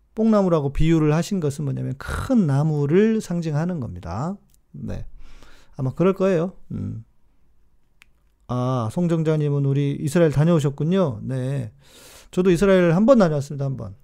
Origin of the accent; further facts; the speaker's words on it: South Korea; 제가 한국에서 왔다고